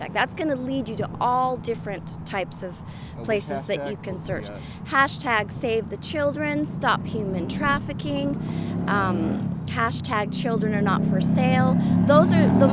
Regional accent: Salt Lake City, Utah, United States; I grew up in Salt Lake City, which was surrounded with Mormons.

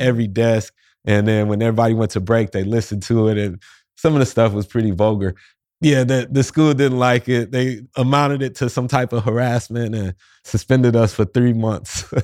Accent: St. Louis, Missouri, United States; moved away as an adult; also born or lived in New York City / Orlando; I'm in my hometown of Saint Louis, Missouri right now

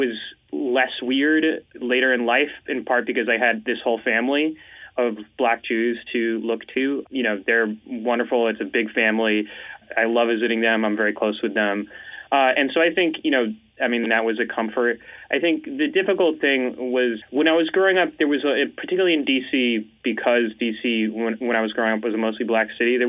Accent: Washington, District of Columbia, United States; born there; So I was born in Washington, D.C. My father was worked for the State Department, and so we moved around a lot.

